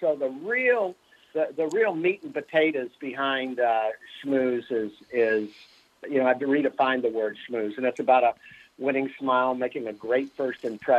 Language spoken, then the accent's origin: English; Fort Lauderdale, Florida, United States; I grew up in Fort Lauderdale within a 7-year period, a 7-mile radius.